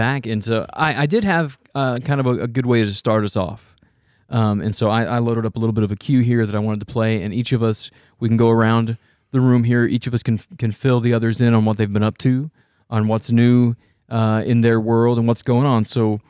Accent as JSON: {"language": "English", "town": "Shawnee", "region": "Oklahoma", "country": "United States", "tie": "born or raised there", "said": "we grew up in Shawnee, Oklahoma here, which is a very large Native American population."}